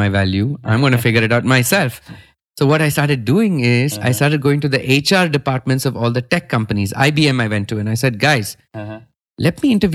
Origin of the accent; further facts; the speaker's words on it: India; I'm an artist from India